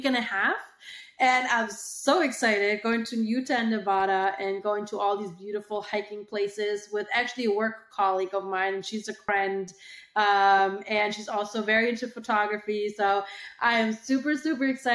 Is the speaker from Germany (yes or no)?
yes; Germany; moved away as an adult; now in United States; I moved to the US from Germany